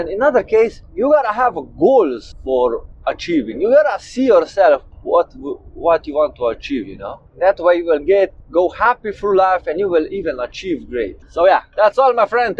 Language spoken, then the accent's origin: English; Slovenia; I'm 27 years old and I come from Slovenia.